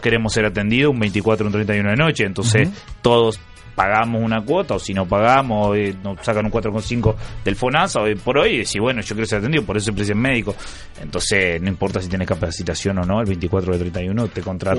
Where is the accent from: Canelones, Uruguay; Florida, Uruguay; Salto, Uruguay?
Florida, Uruguay; moved away as an adult; also born or lived in Montevideo; yo soy de Florida